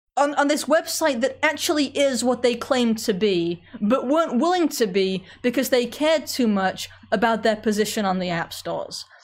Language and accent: English; England, United Kingdom; moved away; I grew up in England